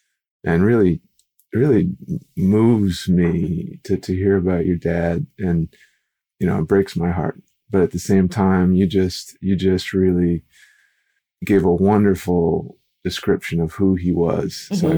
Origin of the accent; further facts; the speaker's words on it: Minnesota, United States; also born or lived in Louisiana; I grew up in Minnesota and Louisiana.